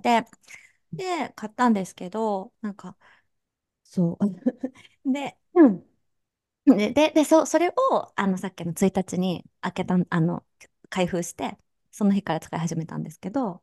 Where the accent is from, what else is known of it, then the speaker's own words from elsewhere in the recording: Kansai, Japan; すぐ関西人だからさ